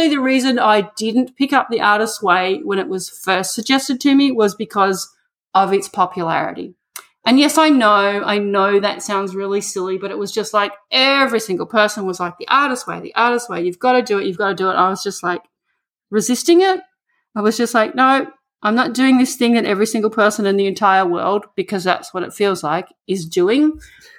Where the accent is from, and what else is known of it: Australia; moved away